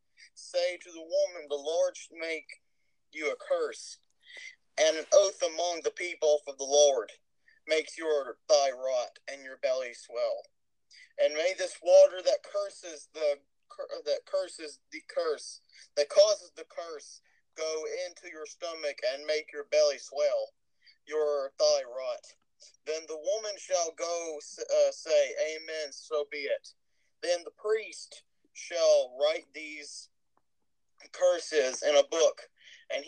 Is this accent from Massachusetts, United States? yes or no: no; Texas, United States; accent: Texas; I've been suppressing my Texas accent this whole time